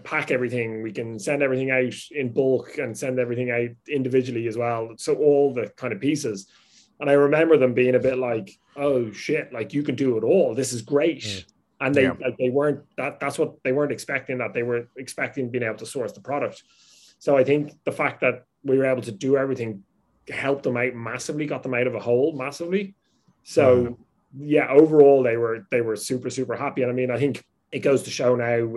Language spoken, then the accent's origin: English; Ireland; I grew up with that in Ireland with business.